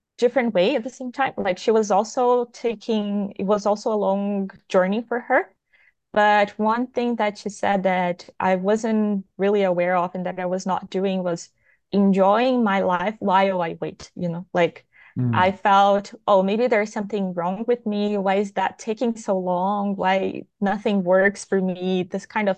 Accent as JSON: {"language": "English", "country": "Brazil", "said": "I'm from Brazil"}